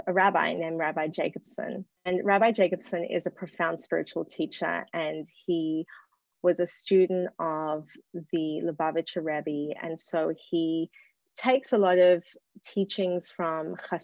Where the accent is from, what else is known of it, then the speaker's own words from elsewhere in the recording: Australia; moved away; also born or lived in New York; I grew up in Australia, which is where I'm speaking to you from now.